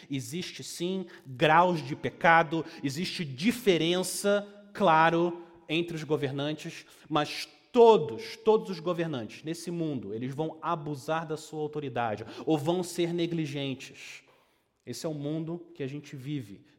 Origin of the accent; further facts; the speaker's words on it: Brazil; accent: Brazilian; a minha pronúncia brasileira